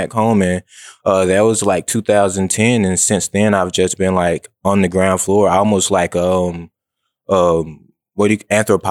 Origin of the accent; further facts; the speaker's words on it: Memphis, Tennessee, United States; also born or lived in Nashville (Vanderbilt); I'm from South Memphis. Grew up around there.